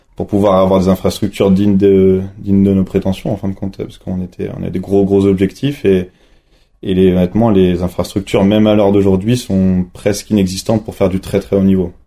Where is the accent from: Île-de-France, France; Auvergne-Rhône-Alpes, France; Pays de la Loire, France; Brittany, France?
Pays de la Loire, France; Nantes; now in La Plagne, France; originaire de Nantes